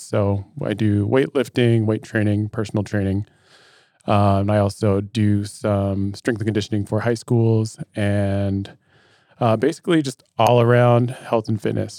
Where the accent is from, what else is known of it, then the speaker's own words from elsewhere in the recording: Metlakatla, Alaska, United States; I grew up in Metlakahtla, Alaska